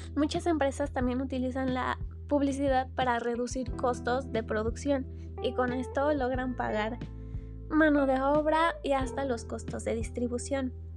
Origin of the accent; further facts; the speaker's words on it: Mexico; aquí en México para que nosotros como mexicanos viéramos